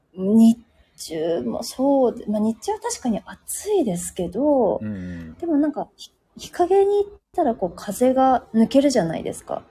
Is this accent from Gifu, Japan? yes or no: yes; Tajimi, Gifu, Japan; moved away as an adult; now in Singapore; 岐阜の多治見出身なんですけど、多治見まで帰るので